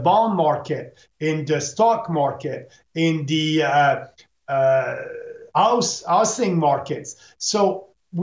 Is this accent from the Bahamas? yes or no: no; Canada